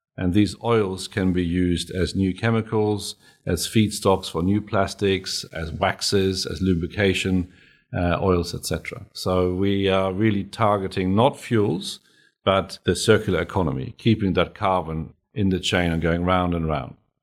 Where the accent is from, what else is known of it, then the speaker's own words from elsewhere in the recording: Germany; now in Australia; I'm German